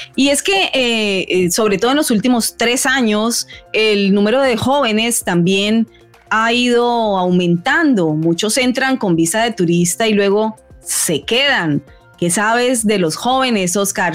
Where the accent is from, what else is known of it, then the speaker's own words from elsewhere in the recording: Colombia; moved away as an adult; now in United States; yo soy colombiana